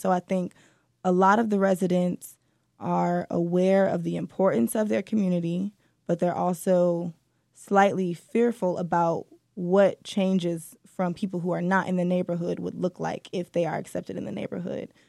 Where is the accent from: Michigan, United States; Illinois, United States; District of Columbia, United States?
Michigan, United States; Detroit; I was born and raised here, and I'm so happy to be back in writing for the city